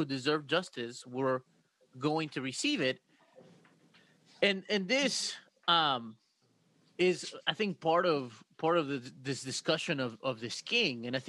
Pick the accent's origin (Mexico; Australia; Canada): Mexico; now in United States; I come from Mexico